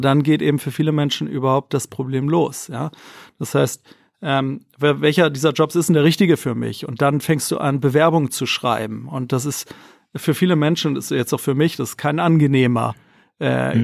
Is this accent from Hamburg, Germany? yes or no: yes; Hamburg, Germany; moved away as an adult; also born or lived in Mexico / Wolfsburg; komme gebürtig aus Hamburg, bin mittlerweile wieder hier, habe aber viele, viele, viele Jahre ähm, im Ausland gelebt, ähm, in Mexiko